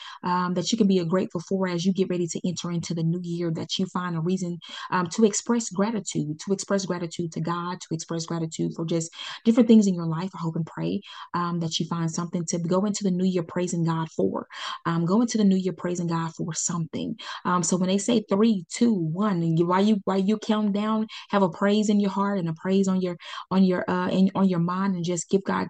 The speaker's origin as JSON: {"language": "English", "town": "Pine Bluff", "region": "Arkansas", "country": "United States", "tie": "born or raised there", "said": "I started in my hometown. This is where I was born and raised."}